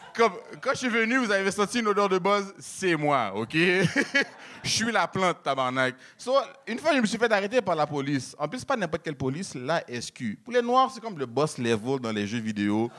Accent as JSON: {"language": "French", "country": "Haiti", "moved": "yes", "said": "je suis haïtien"}